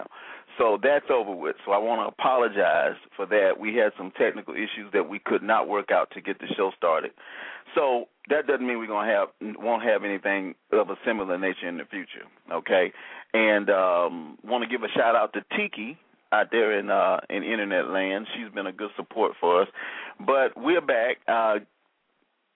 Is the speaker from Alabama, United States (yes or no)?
yes; Alabama, United States; I'm from Alabama